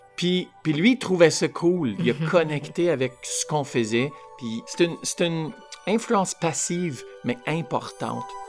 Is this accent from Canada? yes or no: yes; Vanier, Ontario, Canada; moi, j'ai grandi à Vanier, la rue Baribault